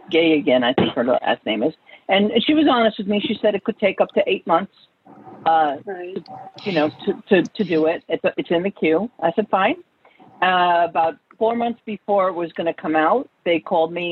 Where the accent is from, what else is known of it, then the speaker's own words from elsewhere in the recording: New York, United States; Well, I'm from New York. Um, I, you know, but I don't really have a heavy New York accent.